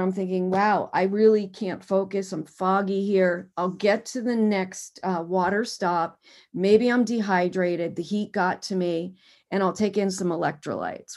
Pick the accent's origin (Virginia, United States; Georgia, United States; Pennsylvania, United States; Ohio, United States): Pennsylvania, United States; Harrisburg; also born or lived in Camp Hill, Pennsylvania; now in Washington, D.C., United States; I'm originally from Harrisburg, Pennsylvania.